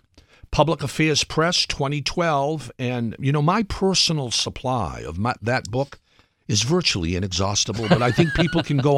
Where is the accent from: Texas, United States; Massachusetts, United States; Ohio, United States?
Massachusetts, United States; I grew up in Massachusetts at a time when a fair-haired son of Massachusetts was in the White House.